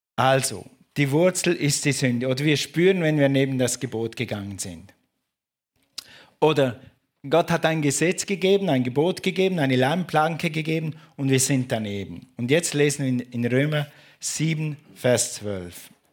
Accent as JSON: {"language": "German", "country": "Switzerland", "said": "ich bin ein Schweizer."}